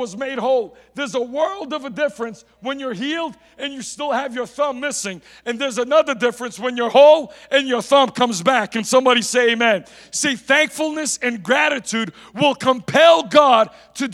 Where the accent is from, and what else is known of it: United States